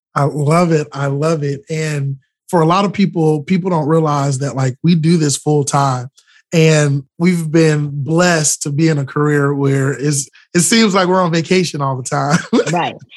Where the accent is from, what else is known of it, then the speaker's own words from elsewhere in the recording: Florida, United States; a young man born and raised in Florida